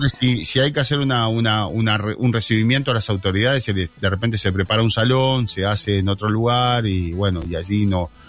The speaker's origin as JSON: {"language": "Spanish", "region": "Rocha", "country": "Uruguay", "tie": "born or raised there", "said": "yo soy nacido en Rocha Ciudad. La mayoría somos nacidos en Rocha Ciudad"}